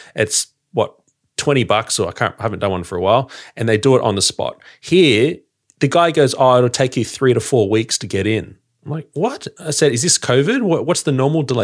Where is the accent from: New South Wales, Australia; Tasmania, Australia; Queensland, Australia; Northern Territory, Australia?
New South Wales, Australia; Sydney; now in Victoria, Australia; I'm an outsider in Victoria. You know, I've, I, I'm from Sydney